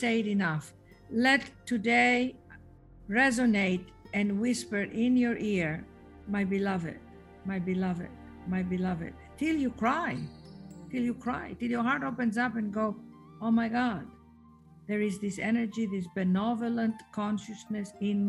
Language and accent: English; Athens, Attica, Greece; moved away; I was raised in Athens, Greece